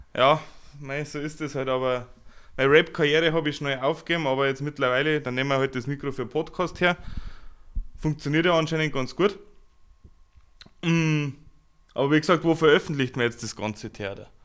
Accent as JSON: {"language": "German", "region": "Upper Bavaria", "country": "Germany", "said": "ein netter Kerl aus Oberbayern"}